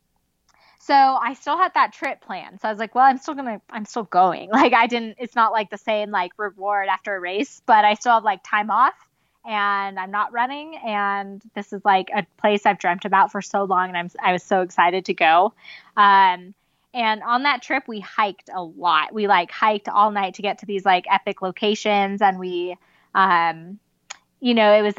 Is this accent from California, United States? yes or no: yes; Southern California, United States; now in Mammoth Lakes, United States; I grew up in Southern California